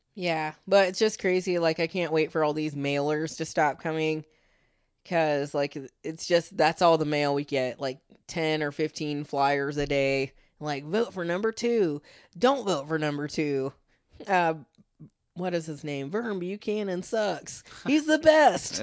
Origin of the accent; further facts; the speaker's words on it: United States; being an American